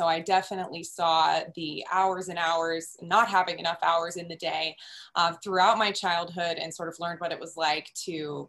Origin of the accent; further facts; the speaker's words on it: Nebraska, United States; moved away as an adult; also born or lived in East Coast / California; I grew up in Nebraska, was born and raised a Husker, went to the University of Nebraska, and kind of traveled around after that. I did some work and lived out on the East Coast for a while